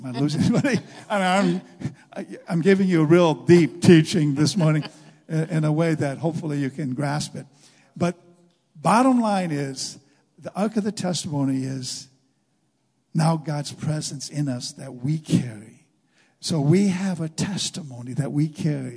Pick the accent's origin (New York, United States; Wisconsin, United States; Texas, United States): Wisconsin, United States; Junction City; I grew up in Junction City, about 11 miles west of Stevens Point.